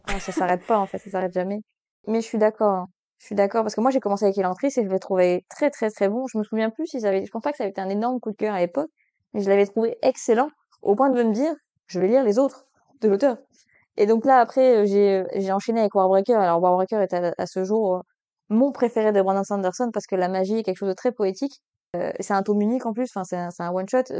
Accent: Belgium; je suis belge

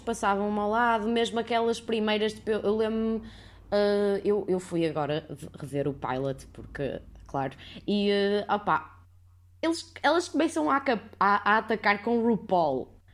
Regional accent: Porto, Norte, Portugal; sou do Porto

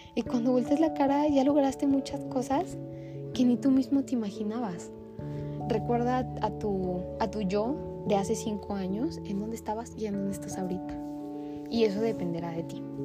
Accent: Mexico City, Mexico; nací en el Estado de México. Mis primeros 7 años de vida, casi 8. Y después nos mudamos para Ciudad de México

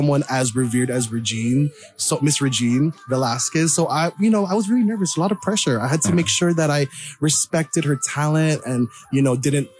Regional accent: Hawaii, United States; now in Los Angeles, United States; I was born and raised in Hawaii

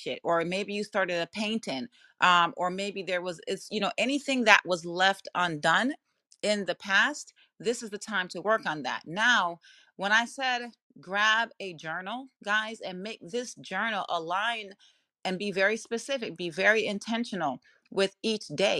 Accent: Jamaica; accent: Jamaican; My Jamaican accent does creep out sometimes

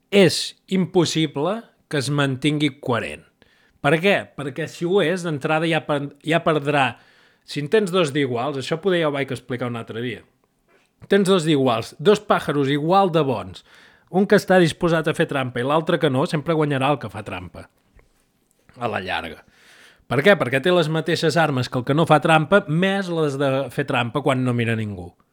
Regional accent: Catalonia, Spain; soc, soc català

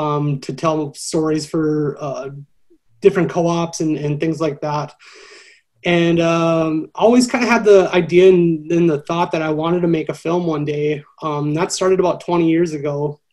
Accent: Minot, North Dakota, United States; also born or lived in Milwaukee, Wisconsin; now in Bismarck, United States; Yeah, so I'm from Minot, North Dakota originally. I studied broadcast production at Minot State and worked in TV and for a couple different production companies in North Dakota and Milwaukee, Wisconsin.

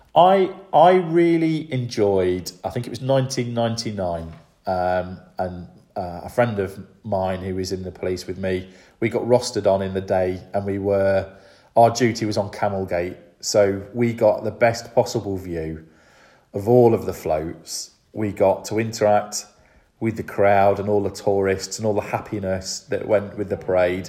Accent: Grantham, East Midlands, United Kingdom; I'm originally from Grantham

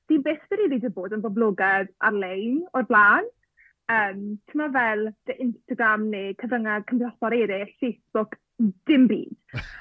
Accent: Llanelli, Wales, United Kingdom; So dwi'n dod o'r Lanelli

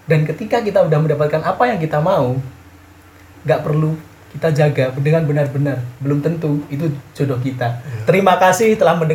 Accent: East Java, Indonesia; itu ini loh ini loh ini loh sebagai orang Madura

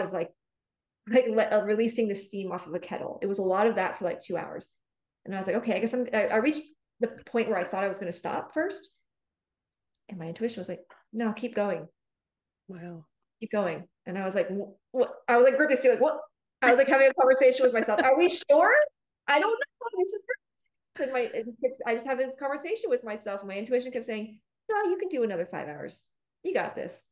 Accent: San Francisco, California, United States; also born or lived in Los Angeles, California; I'm from the Bay Area. I'm from San Francisco in California. And when I was 20, I moved to Los Angeles

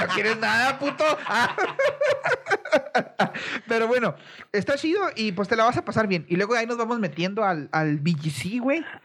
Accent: Mexico; cómo somos los mexicanos

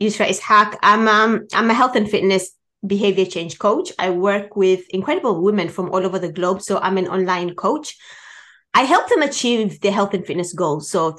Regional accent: Tanzania; moved away as an adult; I was born in Tanzania

